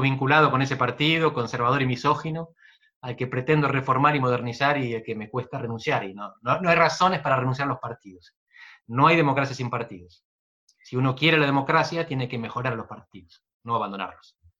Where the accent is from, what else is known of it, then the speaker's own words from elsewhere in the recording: Navarro province of Buenos Aires, Buenos Aires Province, Argentina; moved away as an adult; Yo crecí en la barría entre los cuatro y los dieciocho años